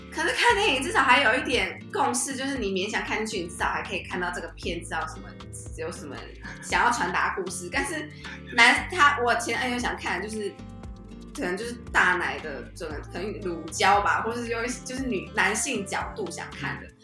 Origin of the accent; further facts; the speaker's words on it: Kinmen County, Taiwan; 我是金门人